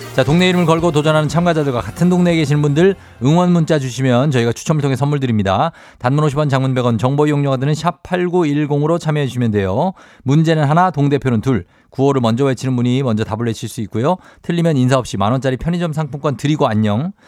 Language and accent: Korean; Daegu, South Korea; 달구벌 대구죠. 예, 네, 대구.